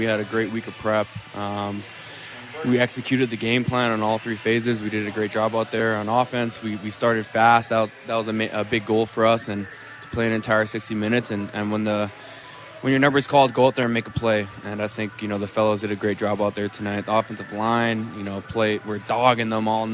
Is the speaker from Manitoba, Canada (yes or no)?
yes; Winnipeg, Manitoba, Canada; my hometown